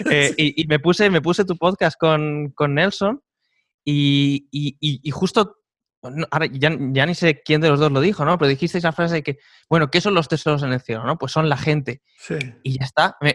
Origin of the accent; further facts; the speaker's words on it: Majorca, Balearic Islands, Spain; moved away as an adult; also born or lived in Seville, Spain; now in Žilina, Slovakia; Mallorquín, mallorquín puro.